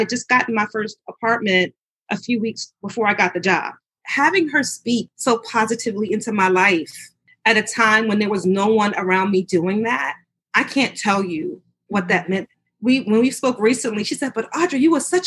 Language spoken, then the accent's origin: English; New York City, New York, United States; moved away as an adult; now in Virginia, United States; I grew up in New York City. I now live in Virginia, but I grew up in New York